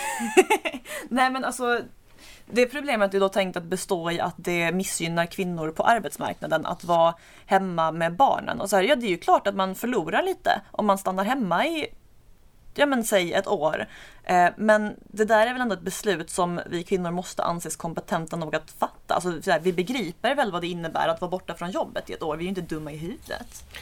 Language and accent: Swedish; Skåne, Sweden; Jag har ju som skåning bara koll på Danmark